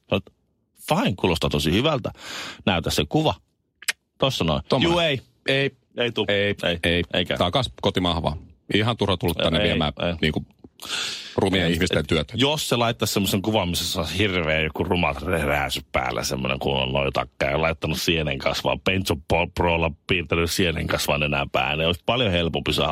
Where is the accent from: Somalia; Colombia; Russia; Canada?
Colombia; Finnish is a second language; now in Finland; Ja mä oon Kolumbiasta kotoisin ja mä en oikein haluaisi mennä sinne Kolumbian takaisin.